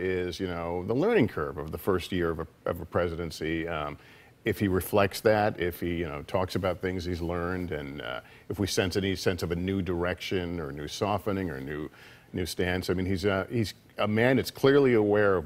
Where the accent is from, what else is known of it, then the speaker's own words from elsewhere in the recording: California, United States; also born or lived in Chicago; now in New York, United States; I'm from California originally, but that was my adopted home